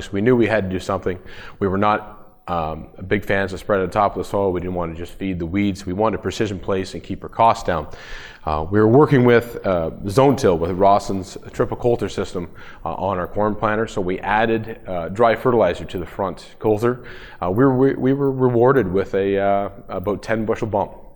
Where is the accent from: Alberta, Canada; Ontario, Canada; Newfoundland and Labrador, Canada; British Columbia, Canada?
Ontario, Canada; Woodville; I am from Woodville, Ontario, Canada, so we're about an hour north of Toronto.